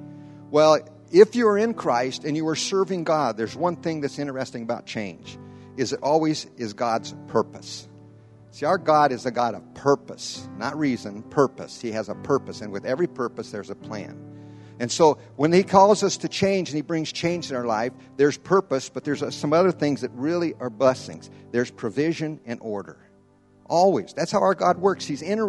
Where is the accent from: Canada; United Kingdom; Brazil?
Brazil; I was raised in Brazil. I've been down there over 50-some years. That's my life. That's where I've raised.